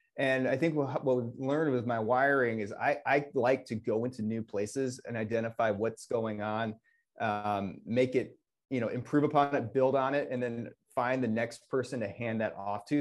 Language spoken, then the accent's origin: English; Northwest Illinois, United States; now in Wisconsin, United States; I grew up in Northwest Illinois, and so I am everyone's favorite Bears fan in Wisconsin